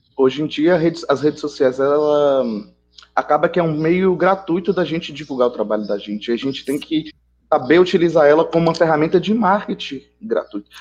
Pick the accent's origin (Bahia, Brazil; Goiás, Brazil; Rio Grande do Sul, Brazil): Bahia, Brazil; eu sou aqui da Bahia